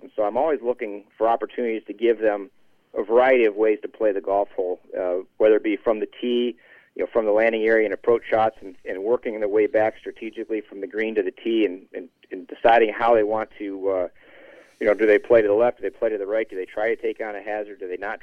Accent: Detroit, Michigan, United States; growing up in Detroit

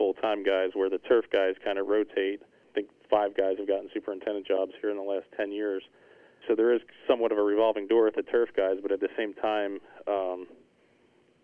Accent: Pennsylvania, United States; moved away as an adult; also born or lived in Scarsdale, New York / Shinnecock Hills, New York; now in Rhode Island, United States; I grew up in Pennsylvania, worked on golf courses since I was about 14, 15 years old

